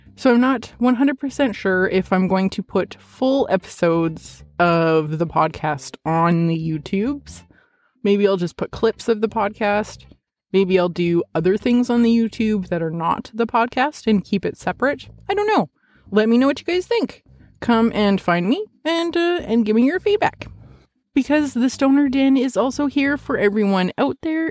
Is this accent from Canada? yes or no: yes; Canada; I'm Canadian